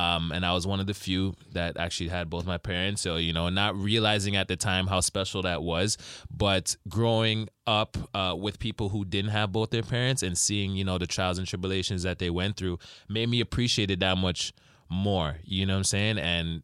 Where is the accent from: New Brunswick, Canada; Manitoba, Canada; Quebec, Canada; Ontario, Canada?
Ontario, Canada; Rexdale; I was raised in Rexdale, but I went to high school in Woodbridge.